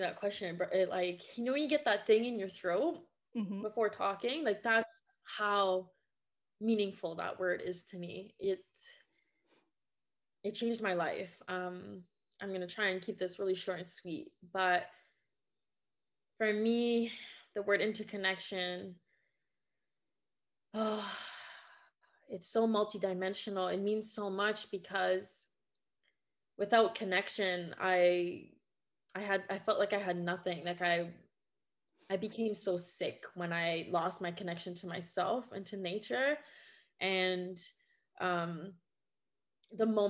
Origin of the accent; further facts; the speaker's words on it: Quebec, Canada; first language French; English is a second language; now in Ontario, Canada; I was born and raised in Quebec, Canada. So my first language is French, and I'm living now in Ontario.